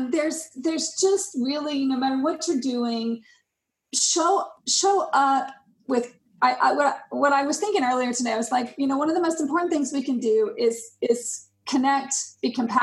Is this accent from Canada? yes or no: no; Germany; born there; also born or lived in Denmark; I mean, I lived in Denmark. I was born in Germany. I have friends and family all over the world.